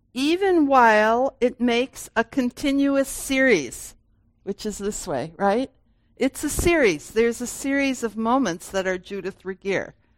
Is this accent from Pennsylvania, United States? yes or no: no; Grand Rapids, Michigan, United States; I was born in 1951 in Grand Rapids and this, and I went to high school here